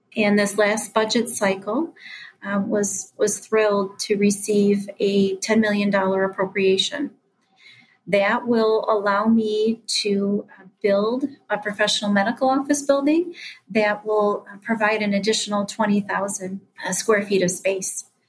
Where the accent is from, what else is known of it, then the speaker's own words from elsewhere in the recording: Mackinac Straits area, Michigan, United States; return to my hometown and um, give back in a meaningful way to my community